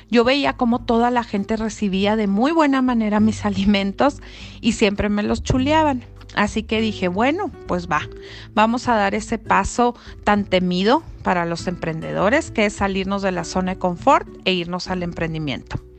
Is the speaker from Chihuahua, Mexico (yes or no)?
yes; Chihuahua, Mexico; soy de Chihuahua, Chihuahua, norteña de corazón